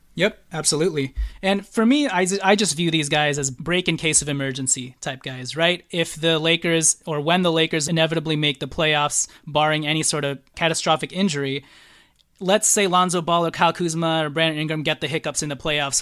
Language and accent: English; Philippines; I'm Filipino